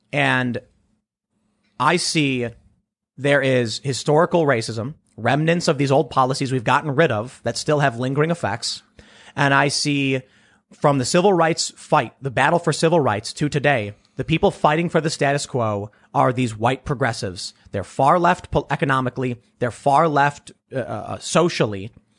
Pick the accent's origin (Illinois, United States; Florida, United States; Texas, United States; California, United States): Illinois, United States; Chicago; Growing up on the South Side of Chicago, we have there's a word you've probably heard. Hustling.